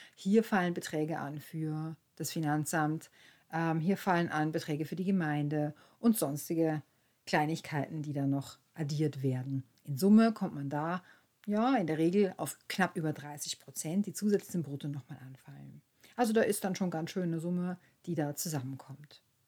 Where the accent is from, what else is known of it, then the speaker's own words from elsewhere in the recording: Austria; bei uns in Österreich